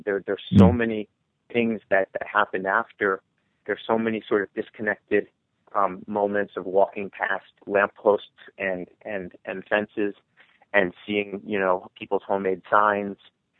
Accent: New York, United States; I think it's especially difficult to write about it as a New Yorker

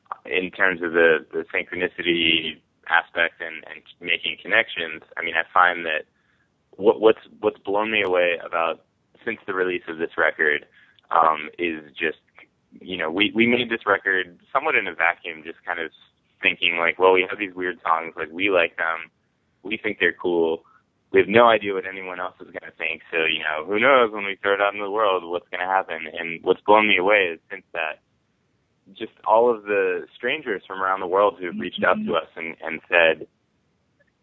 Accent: United States; I was in high school growing up outside of New York City

